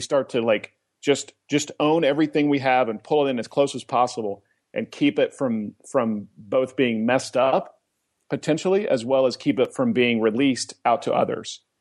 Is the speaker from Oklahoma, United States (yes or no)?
yes; Oklahoma, United States; also born or lived in Colorado; now in Atlanta, United States; I grew up in Oklahoma.